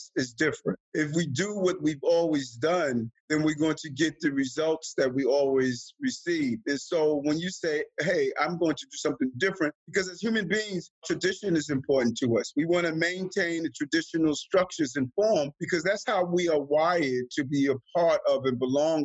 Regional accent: New York City, New York, United States; also born or lived in Queens, New York; I was born in Brownsville, Brooklyn

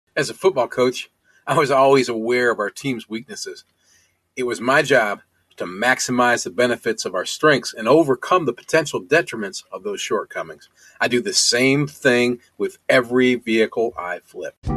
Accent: Ohio, United States; moved away; also born or lived in Tennessee; I'm also from Ohio

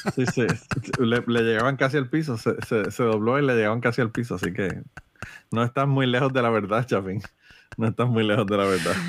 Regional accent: Utuado, Puerto Rico; mi pueblo de Utuado

